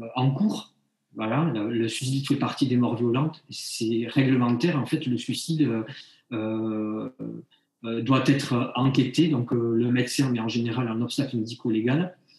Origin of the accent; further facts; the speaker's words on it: Bayonne, Nouvelle-Aquitaine, France; je suis originaire de Bayonne